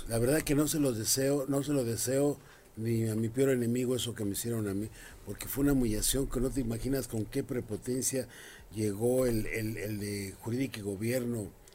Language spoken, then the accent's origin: Spanish; Mexico City, Mexico; Yo soy de Carranza, Jardín Malbuena